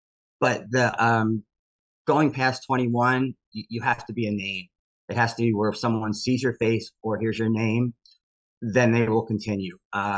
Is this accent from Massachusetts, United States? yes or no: no; Millburn, New Jersey, United States; I grew up in Millburn too.